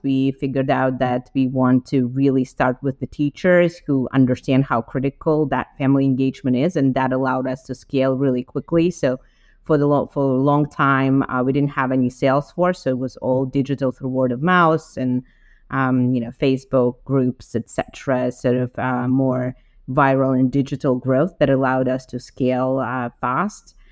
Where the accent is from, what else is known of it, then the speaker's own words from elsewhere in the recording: Ukraine; moved away as an adult; now in United States; I'm originally from Ukraine, uh, and I got to US some 17 years ago uh, to do my MBA at Wharton